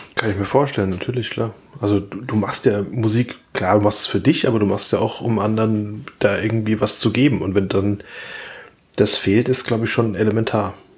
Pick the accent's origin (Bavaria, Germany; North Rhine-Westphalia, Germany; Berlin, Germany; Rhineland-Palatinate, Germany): Rhineland-Palatinate, Germany; ich als Pfälzer